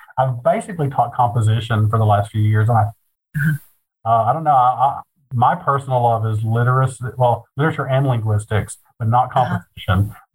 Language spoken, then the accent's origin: English; Appalachia, United States; also born or lived in Kentucky; I'm Appalachian, gay